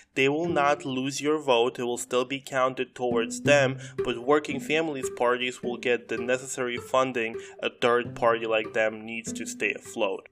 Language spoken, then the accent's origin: English; Moscow, Russia; also born or lived in South Brooklyn, New York, United States; now in New York City, United States; I was born in South Brooklyn, I grew up in Moscow